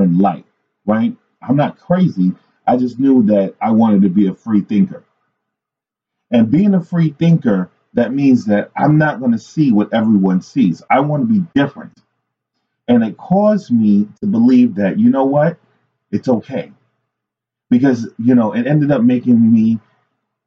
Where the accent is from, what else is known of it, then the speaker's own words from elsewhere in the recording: New York City, New York, United States; I grew up in New York City